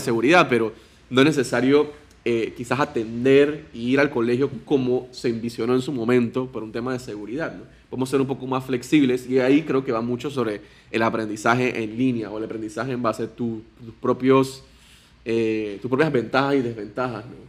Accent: Panama; soy panameño, tengo 29 años

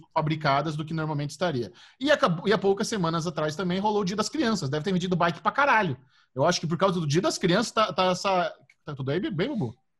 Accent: Artur Nogueira, São Paulo, Brazil; ter a minha infância, ter passado em Artur Nogueira, que é uma cidade de interior relativamente plana

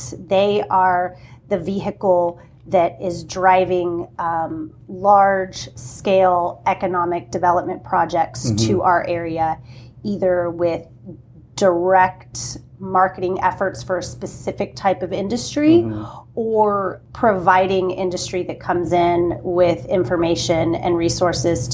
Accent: Corpus Christi, Texas, United States; I grew up in Corpus Christi.

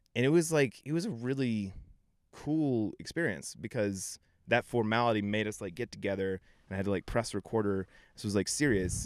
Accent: Denver area, Colorado, United States; I grew up here. I grew up in Nevada, which is, like, twenty minutes outside the city

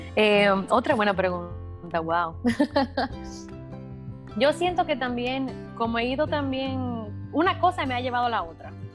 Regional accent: Dominican Republic; yo tengo 32 años recién cumplidos, eh, soy dominicana.

